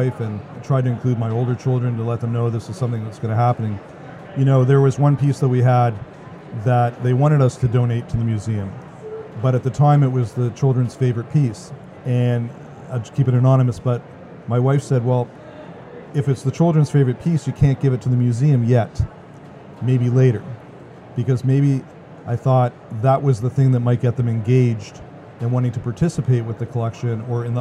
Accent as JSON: {"language": "English", "country": "Canada", "said": "as a Canadian"}